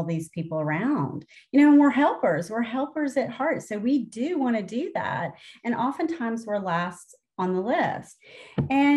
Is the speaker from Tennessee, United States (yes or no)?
yes; Tennessee, United States; I'm from Tennessee because I don't sound like a northerner.